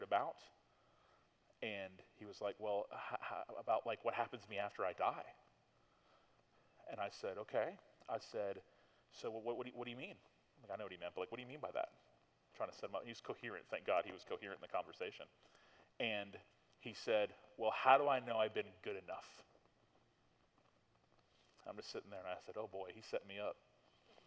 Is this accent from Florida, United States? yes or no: yes; Tallahassee, Florida, United States; I'm from Tallahassee, and I grew up here